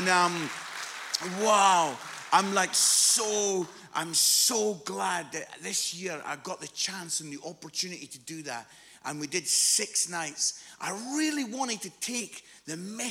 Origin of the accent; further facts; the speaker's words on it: Musselburgh, Scotland, United Kingdom; when I was 15, 16, I live in a place called Musselburgh, which is just outside Edinburgh.